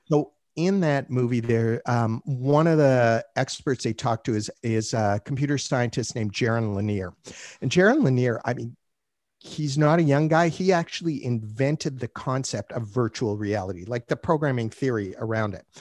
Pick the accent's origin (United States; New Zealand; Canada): Canada; I'm Canadian